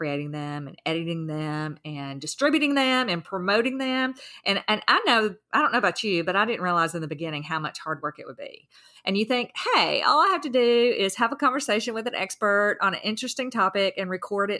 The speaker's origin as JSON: {"language": "English", "region": "the South", "country": "United States", "said": "I'm from the South"}